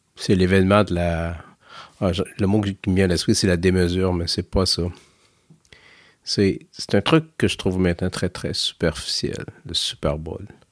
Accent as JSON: {"language": "French", "country": "Canada", "said": "Chez nous, au Canada"}